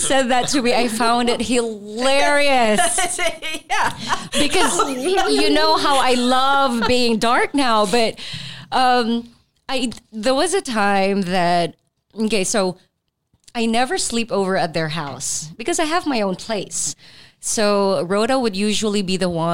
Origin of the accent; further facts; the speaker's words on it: Philippines; I'm Filipino